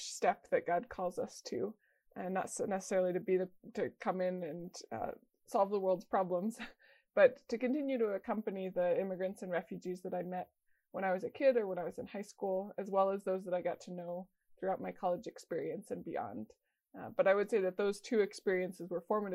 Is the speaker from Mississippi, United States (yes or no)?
no; Denver, Colorado, United States; I was born in Denver, Colorado, and grew up in, there's a lot of different immigrant communities in Denver